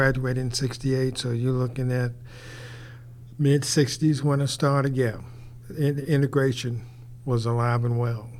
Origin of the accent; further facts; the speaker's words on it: Petersburg, Virginia, United States; also born or lived in Blackstone, Virginia; I was born in Blackstone, Virginia, which is about 30 miles west of Petersburg, and raised in Petersburg, and finished school there. Matter of fact, I attended the first black high school in the United States.